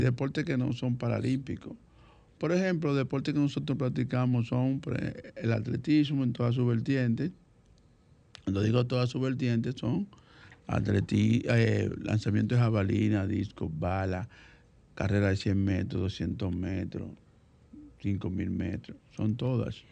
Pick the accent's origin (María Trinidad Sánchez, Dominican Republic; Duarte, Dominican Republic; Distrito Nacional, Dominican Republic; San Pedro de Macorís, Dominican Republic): Distrito Nacional, Dominican Republic; Santo Domingo; Nací aquí en Santo Domingo, en el sector populoso de Villa Consuelo, específicamente en la Felipe Vicini Perdomo. Eh, desde muy pequeño estudié en la escuela pública.